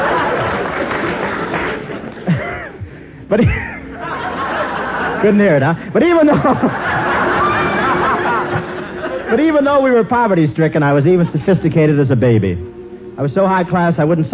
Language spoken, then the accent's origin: English; Cleveland, Ohio, United States; moved away; go back to Cleveland to see my folks